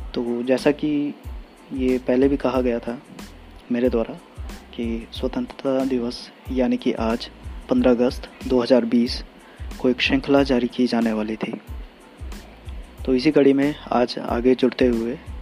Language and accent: Hindi; Garhwal division, Uttarakhand, India; मूलतः मैं निवासी गढ़वाल मंडल का हूँ और मुझे गढ़वाली ज़्यादा आती है